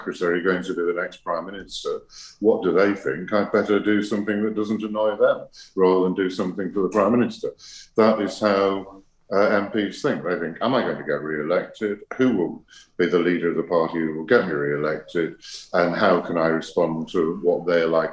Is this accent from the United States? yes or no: no; United Kingdom; I'm also British